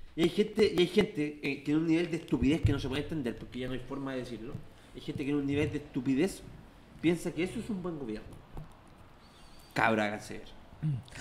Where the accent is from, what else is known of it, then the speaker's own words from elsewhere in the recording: Santiago, Santiago Metropolitan Region, Chile; los que somos de Santiago Centro